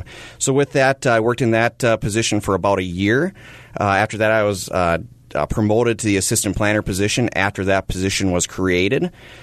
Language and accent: English; Fargo, North Dakota, United States; moved away as an adult; also born or lived in Moorhead, Minnesota; now in Brainerd, United States; I was born and raised in Fargo-Moorhead and attended North Dakota State University.